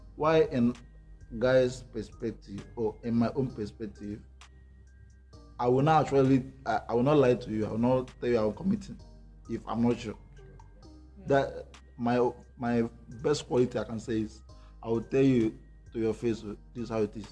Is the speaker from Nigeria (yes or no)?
yes; Nigeria; I'm a Nigerian guy now